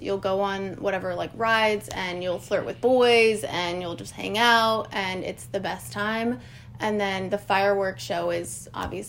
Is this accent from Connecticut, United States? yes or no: no; Prescott, Arizona, United States; living and growing up in Prescott